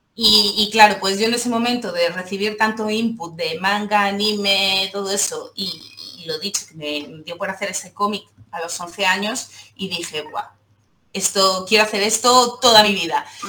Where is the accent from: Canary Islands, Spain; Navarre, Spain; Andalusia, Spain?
Andalusia, Spain; Seville; now in Barcelona, Spain; vivo en Barcelona, pero soy sevillana